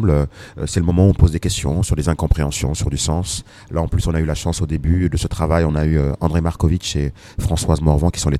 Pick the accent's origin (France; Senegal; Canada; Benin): Senegal; et voilà, moi je suis sénégalais.